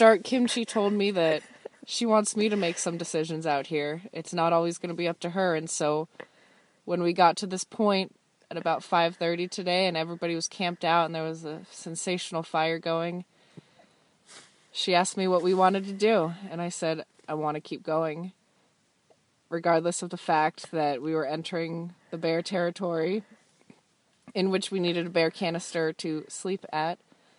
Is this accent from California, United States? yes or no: yes; Southern California, United States; I'm from California, Southern California.